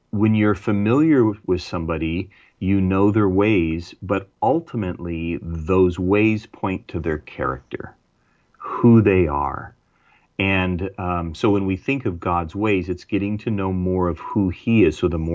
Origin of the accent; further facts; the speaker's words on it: United States; There's certain things as an American that I do things and think things.